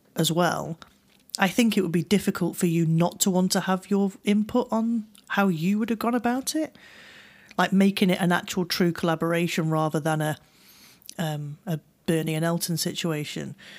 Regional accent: United Kingdom; I'm, I'm a, I'm a British person

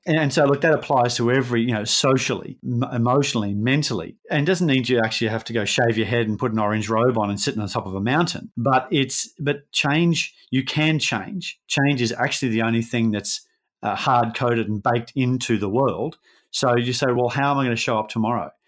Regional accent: Brisbane, Queensland, Australia; we're both from Brisbane

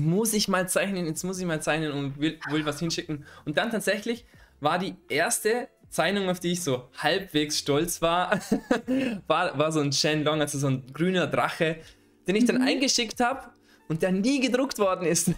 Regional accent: Vorarlberg, Austria; in, in Vorarlberg, wo ich herkomme.

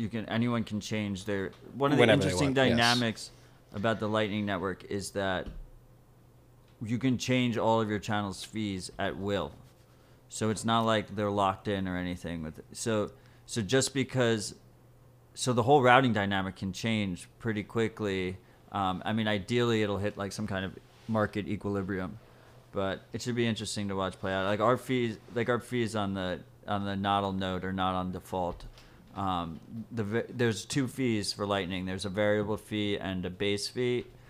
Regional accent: New York City, New York, United States; I feel that as a New Yorker.

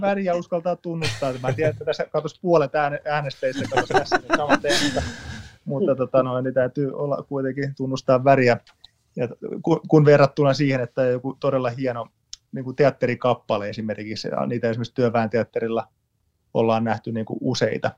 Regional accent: Tampere, Pirkanmaa, Finland; olen lähtöisin Lentävänniemestä

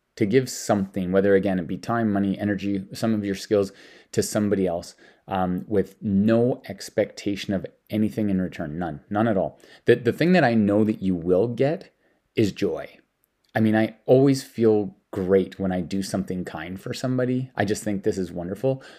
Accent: Denmark; now in Canada; I'm from Denmark

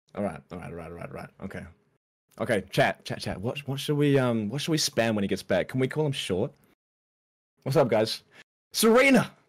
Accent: New Zealand; I've done most of most of my growing up in New Zealand

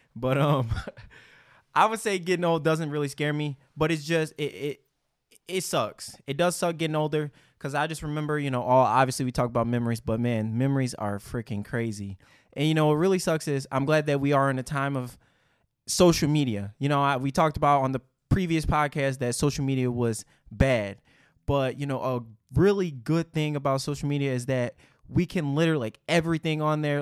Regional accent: Detroit, Michigan, United States; growing up in Detroit

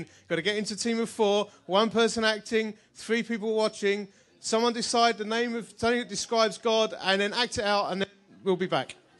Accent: Essex, East of England, United Kingdom; I'm from Essex

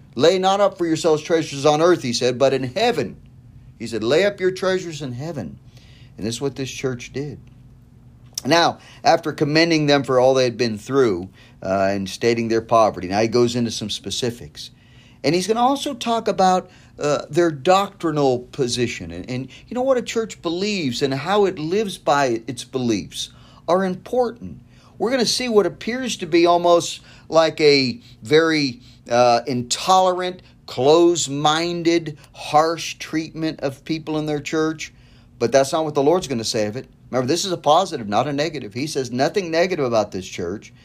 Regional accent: United States; as an American Christian, as an American pastor

